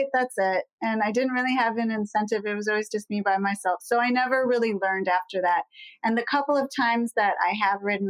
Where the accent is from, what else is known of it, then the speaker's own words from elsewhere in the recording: La Grange, Illinois, United States; moved away as an adult; also born or lived in Maine; I was born in that town. And so we went to high school together